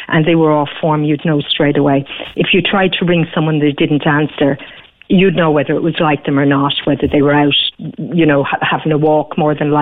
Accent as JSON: {"language": "English", "town": "Cork", "region": "Munster", "country": "Ireland", "said": "we're Irish and we're from Cork"}